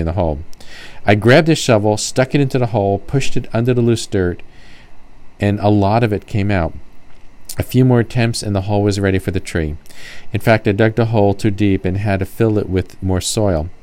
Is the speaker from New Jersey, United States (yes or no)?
yes; New Jersey, United States; moved away; Growing up in New Jersey